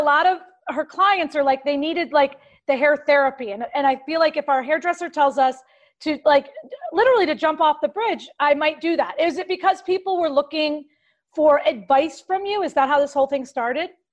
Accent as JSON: {"language": "English", "town": "Clearwater", "region": "Florida", "country": "United States", "tie": "born or raised there", "moved": "yes", "said": "Clearwater near Tampa"}